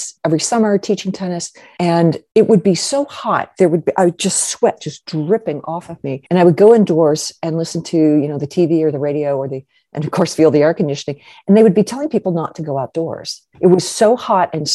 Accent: Kentucky, United States; moved away as an adult; also born or lived in Europe; I grew up in Kentucky

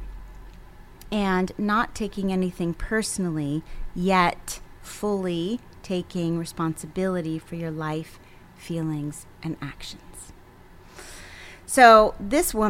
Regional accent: East Coast, United States; moved away; I'm from the East Coast

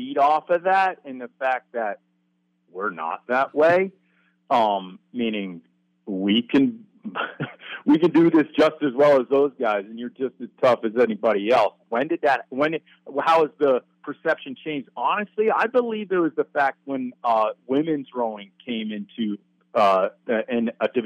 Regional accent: Vermont, United States; moved away as an adult; now in Oregon, United States; I'm from Vermont.

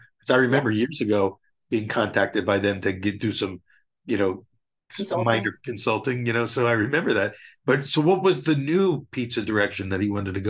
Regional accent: Philadelphia, Pennsylvania, United States; That's my hometown.

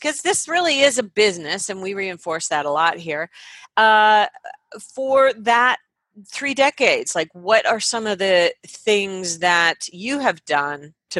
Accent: Canada; I'm Canadian

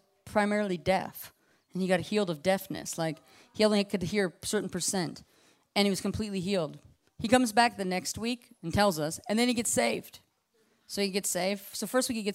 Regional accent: Alaska, United States; Growing up the way I grew up in Alaska

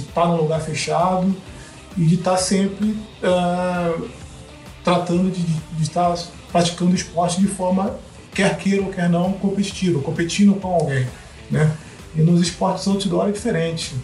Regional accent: Rio de Janeiro, Brazil; eu cresci no Rio de Janeiro e eu cresci na Zona Oeste, na Zona Oeste do Rio de Janeiro

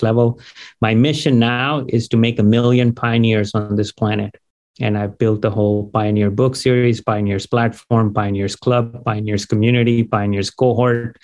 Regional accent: India; also born or lived in Dayton, Ohio, United States / Gainesville, Florida, United States; now in United States; So I was born in Dayton, Ohio. And when I was 2 years old, you know, just parents got divorced, went back to India, grew up there, came back here

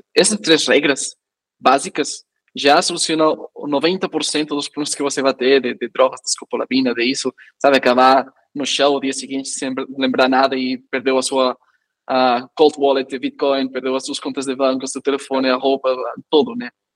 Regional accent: Spain; Portuguese is a second language; moved away; eu como espanhol

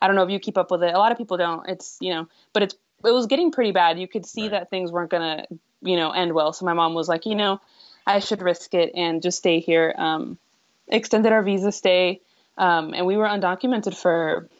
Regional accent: San Antonio, Texas, United States; I'm in San Antonio

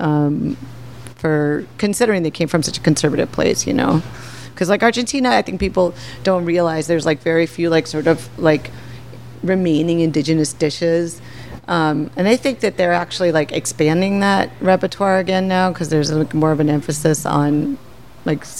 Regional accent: Minneapolis, Minnesota, United States; also born or lived in Chicago; now in New York, United States; I grew up in Minneapolis. I was made in Canada, born in Chicago, and grew up in Minneapolis.

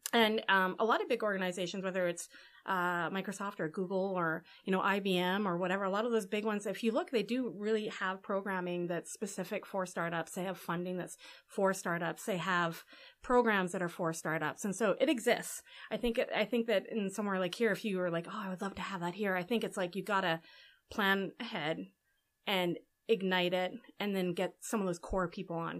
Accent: Edmonton, Alberta, Canada; also born or lived in New York; now in Vancouver, Canada; I'm from Alberta

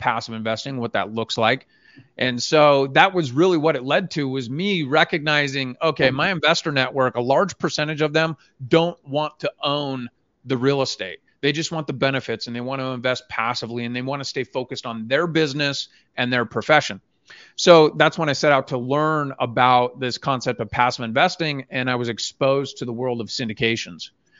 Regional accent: Phoenix, Arizona, United States; now in Utah, United States; I grew up in Phoenix, made a move to Utah, got my license here

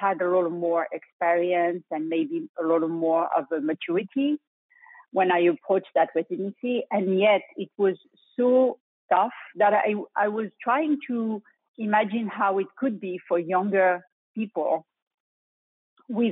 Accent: France; accent: French; English is a second language; moved away as an adult; also born or lived in Europe / Bronx, New York; now in Houston, United States; my French accent, I graduated in Europe

